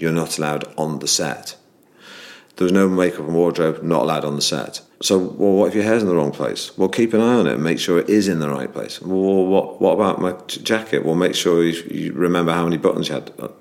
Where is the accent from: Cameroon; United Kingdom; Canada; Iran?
United Kingdom; Manchester, North West England; I grew up in Manchester